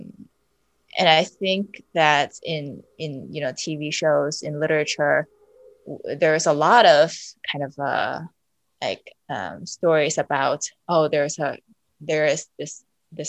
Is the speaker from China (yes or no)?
yes; Beijing, China; moved away; And I grew up in China, actually. Where I lived most of my childhood is really close to Yonghegong in Beijing